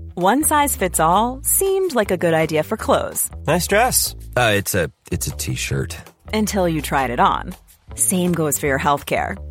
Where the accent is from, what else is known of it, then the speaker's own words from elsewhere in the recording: United Kingdom; We're so British